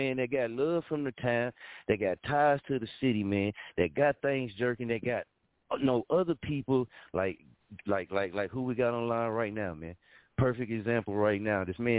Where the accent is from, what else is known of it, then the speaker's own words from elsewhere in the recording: Muskogee, Oklahoma, United States; moved away; I'm talking about Muskogee. Especially when you got people that got ties to your city